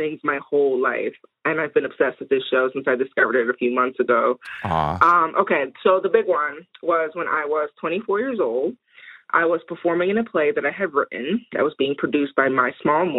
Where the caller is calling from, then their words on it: New Jersey, United States; I'm calling from South Jersey, also known as Lenin and Ape Land.